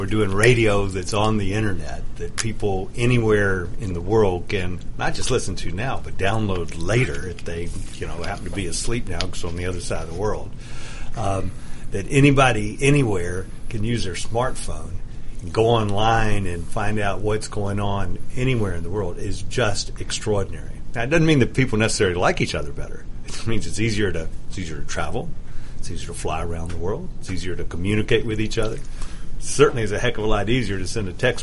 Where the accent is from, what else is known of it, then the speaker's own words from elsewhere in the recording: United States; I'm going to speak as an American because that's what I am